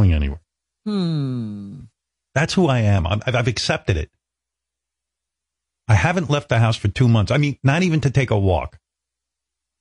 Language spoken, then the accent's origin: English; Roosevelt, United States; Growing up in Roosevelt